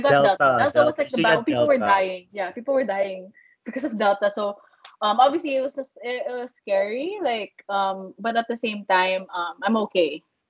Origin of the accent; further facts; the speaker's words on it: Philippines; I came from the Philippines, and everyone still wears their mask.